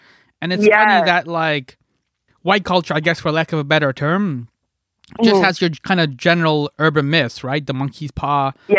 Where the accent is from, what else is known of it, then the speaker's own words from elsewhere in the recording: Scarborough, Ontario, Canada; No, I'm from Scarborough, so I've hung out with like a number of people that are Trini, and this is what I'm getting at.